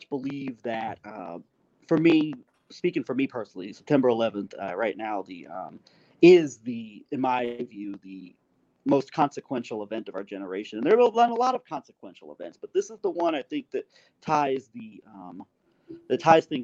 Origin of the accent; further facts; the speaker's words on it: United States; speaking as an American